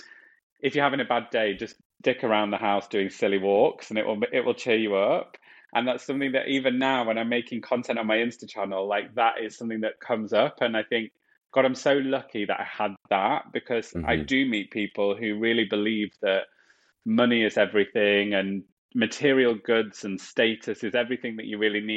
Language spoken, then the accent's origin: English; Nottinghamshire, East Midlands, United Kingdom; moved away as an adult; also born or lived in Yorkshire; now in London, United Kingdom; I was born in Yorkshire. My family is completely from Yorkshire, and then we moved to Nottinghamshire. So I split my life in my teenage and childhood years in between Yorkshire and Nottingham. So we were brought up in the Midlands